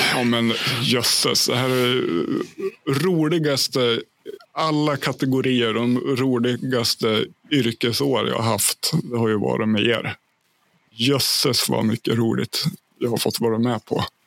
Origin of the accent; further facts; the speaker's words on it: Hälsingland, Gävleborg County, Sweden; also born or lived in Ljusdal Municipality; now in Järvsö, Sweden; jag flyttade upp till mina hemtrakter i Hälsingland i en ort som heter Järvsö